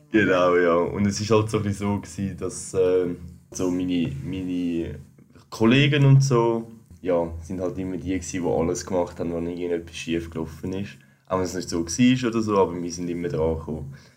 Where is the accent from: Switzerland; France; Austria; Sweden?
Switzerland; als Schweizer sind wir